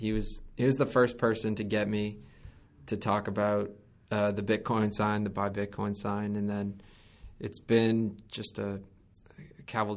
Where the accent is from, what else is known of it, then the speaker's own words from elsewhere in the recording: Connecticut, United States; I was a twerp from Connecticut, wanted to work in financial services my whole life, really idolized a lot of the fiduciary, like investment management professionals around where I grew up.